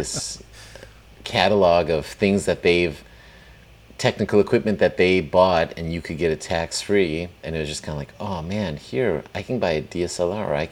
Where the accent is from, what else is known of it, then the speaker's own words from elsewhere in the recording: Plauen, Saxony, Germany; my hometown in Plauen, Germany, which is kind of right for anybody on the map, like between Munich and Berlin, former East Germany